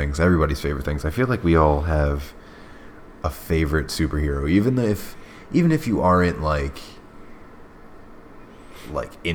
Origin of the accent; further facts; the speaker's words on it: New York, United States; I'm from New York